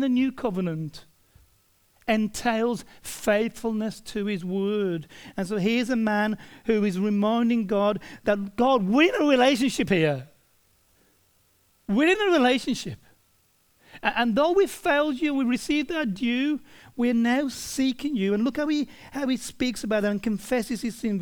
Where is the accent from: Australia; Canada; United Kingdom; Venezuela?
Australia; we as Australian people